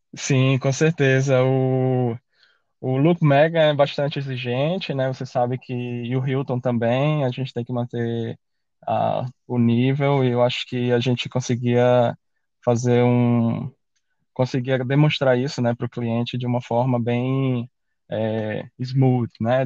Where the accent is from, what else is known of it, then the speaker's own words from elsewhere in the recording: Aracaju, Sergipe, Brazil; moved away as an adult; also born or lived in Salvador, Brazil / Canada; now in Australia; eu sou, eu sou de Aracaju, né, nascido em Salvador